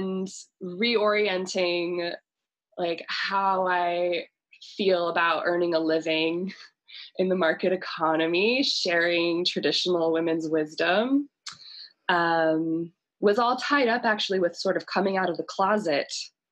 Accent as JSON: {"language": "English", "town": "Boise", "region": "Idaho", "country": "United States", "tie": "born or raised there", "said": "Boise, Idaho. So this is my hometown."}